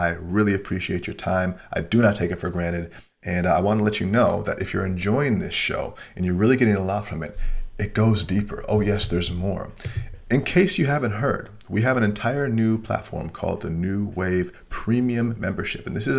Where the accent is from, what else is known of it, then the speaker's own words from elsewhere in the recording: Australia; Especially being Australian, there's stereotypes about Australians drinking a lot.